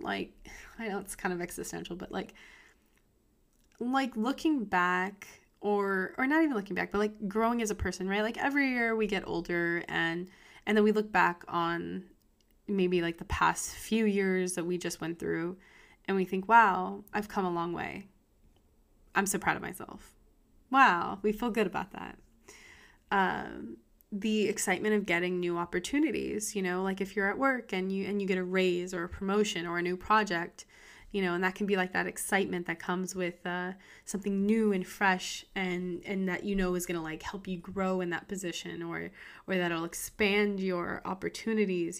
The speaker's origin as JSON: {"language": "English", "country": "United States", "said": "I'm an American"}